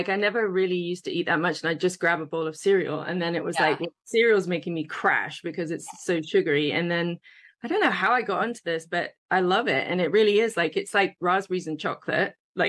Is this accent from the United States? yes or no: no; England, United Kingdom; moved away as an adult; I came over from England to a big hotel, and I was an intern making these massive vats of coleslaw.